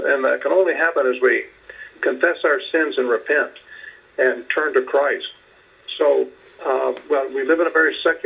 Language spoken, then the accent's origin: English; United States